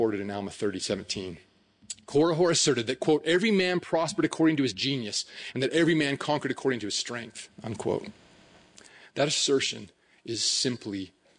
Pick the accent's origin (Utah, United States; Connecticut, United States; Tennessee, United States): Utah, United States; Hooper; I grew up in Hooper